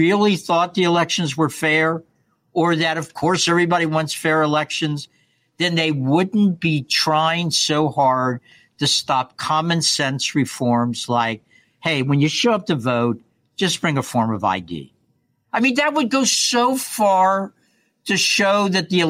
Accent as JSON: {"language": "English", "region": "Kentucky", "country": "United States", "tie": "born or raised there", "said": "growing up in Kentucky"}